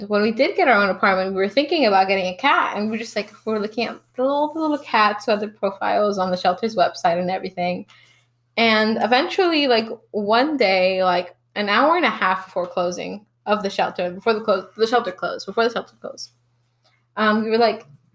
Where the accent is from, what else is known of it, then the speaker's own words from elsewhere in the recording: Atlanta, Georgia, United States; also born or lived in Alabama / Mexico; I was born in Alabama, but I moved in to Atlanta when I was, third grade. And before that, I had done a year of schooling in Mexico. But since the third grade, I've been living in Atlanta